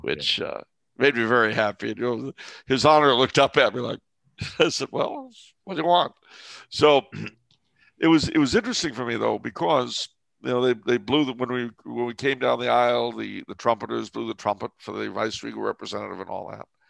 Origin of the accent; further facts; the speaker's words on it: Canada; I'm French Canadian